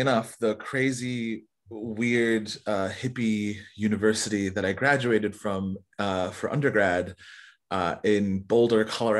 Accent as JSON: {"language": "English", "country": "South Korea", "tie": "born there", "also_born_or_lived": "Canada", "said": "So I lived there for a short while when I was younger as well. {S2} Nice. {S1} Even though I was born in Korea."}